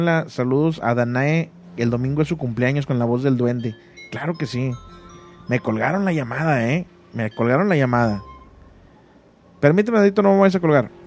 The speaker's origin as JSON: {"language": "Spanish", "town": "Monterrey", "region": "Nuevo León", "country": "Mexico", "tie": "born or raised there", "said": "yo nací en Monterrey y viví casi toda mi vida en Monterrey"}